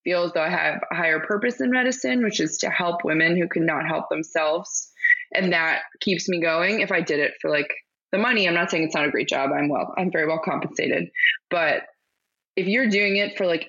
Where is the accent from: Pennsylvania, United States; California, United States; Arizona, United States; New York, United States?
Pennsylvania, United States; Pittsburgh; I'm from Pittsburgh